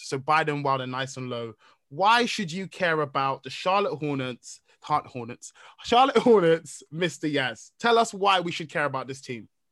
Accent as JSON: {"language": "English", "country": "Nigeria", "said": "I'm a Nigerian man"}